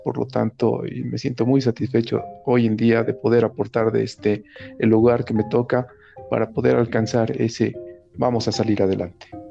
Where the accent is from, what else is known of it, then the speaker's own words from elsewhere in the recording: Oruro, Bolivia; cuando era niño en Oruro